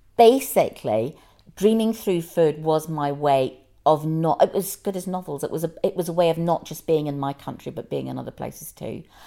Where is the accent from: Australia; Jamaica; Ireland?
Ireland; now in London, United Kingdom; I'm Irish and I feel very Irish, but I wouldn't go back and live there again